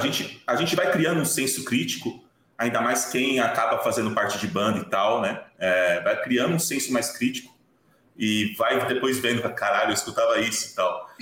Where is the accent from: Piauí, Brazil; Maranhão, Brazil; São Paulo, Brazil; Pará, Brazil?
São Paulo, Brazil; Osasco; a minha infância foi toda, tipo, no Jardim Veloso, em Osasco